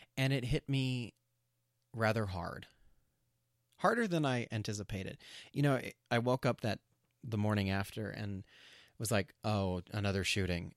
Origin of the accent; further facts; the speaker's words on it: New Mexico, United States; I grew up in New Mexico in a town with, um, there were a lot of white kids.